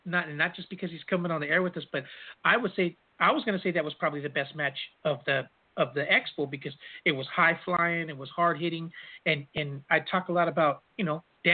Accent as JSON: {"language": "English", "region": "California", "country": "United States", "said": "I'm from California"}